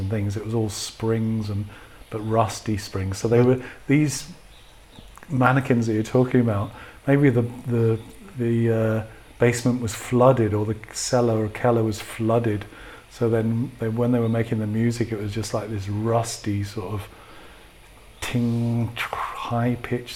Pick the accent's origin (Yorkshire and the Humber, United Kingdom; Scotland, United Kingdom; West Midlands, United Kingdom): Yorkshire and the Humber, United Kingdom; Sheffield; moved away as an adult; also born or lived in Brighton; now in Berlin, Germany; I was born in Sheffield